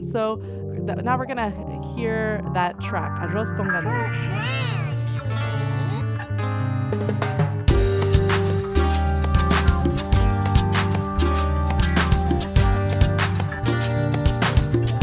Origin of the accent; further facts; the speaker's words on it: San Francisco, California, United States; growing up in the mission, growing up in San Francisco